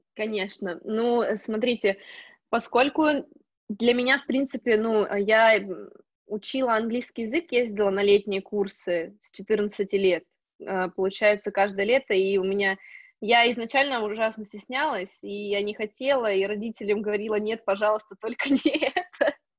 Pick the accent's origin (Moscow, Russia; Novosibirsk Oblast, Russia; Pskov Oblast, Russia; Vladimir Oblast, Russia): Novosibirsk Oblast, Russia; Novosibirsk; moved away as an adult; also born or lived in Spain; now in Switzerland; я из Новосибирска